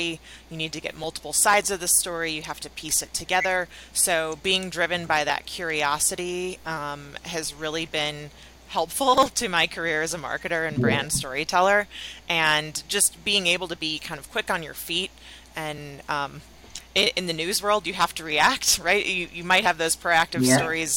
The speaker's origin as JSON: {"language": "English", "town": "Chicago", "region": "Illinois", "country": "United States", "tie": "born or raised there", "said": "I was at a content marketing agency in Chicago, which is my hometown."}